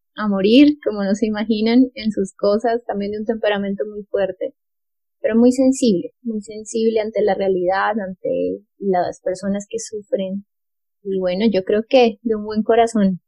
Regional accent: Bogotá, Colombia; also born or lived in Italy; yo soy bogotana, yo nací en Bogotá en el año 1988

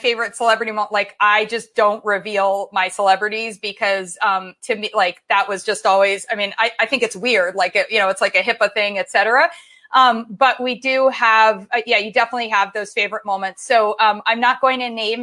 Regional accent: Columbus, Ohio, United States; moved away as an adult; also born or lived in Michigan / New York / San Francisco / Los Angeles; I grew up in Columbus, Ohio

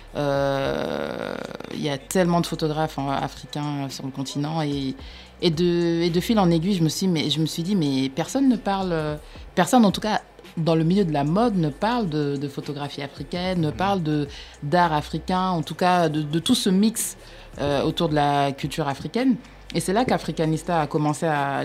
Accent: France; je suis née, j'ai grandi en France

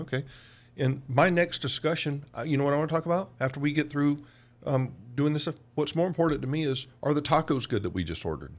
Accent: Georgia, United States; also born or lived in Oklahoma; in Georgia, where I'm from

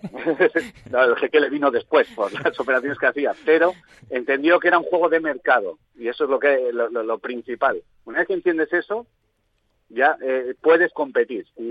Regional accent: Vitoria-Gasteiz, Basque Country, Spain; como soy de Vitoria, soy socio del Alavés

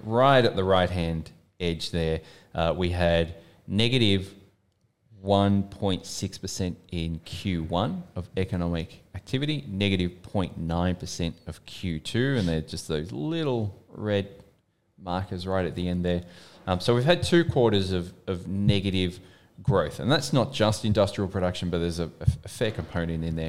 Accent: Melbourne, Victoria, Australia; also born or lived in United Kingdom

